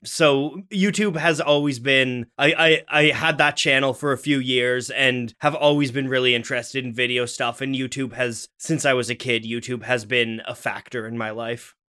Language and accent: English; Ottawa, Ontario, Canada; I was born in Ottawa, Canada